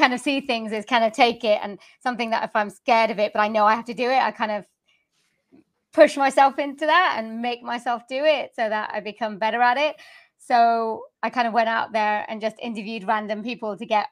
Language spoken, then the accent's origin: English; Swansea, Wales, United Kingdom; also born or lived in Leeds; I am born and raised in Wales